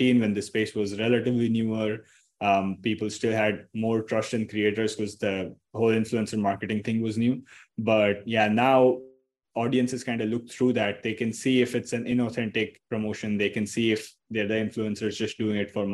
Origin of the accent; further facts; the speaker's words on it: Mumbai, Maharashtra, India; I'm from Mumbai, India.